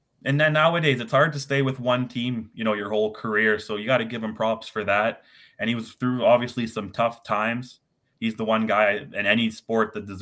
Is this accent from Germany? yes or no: no; Virden, Manitoba, Canada; moved away as an adult; now in Winnipeg, Canada; I grew up in Verdun, Manitoba.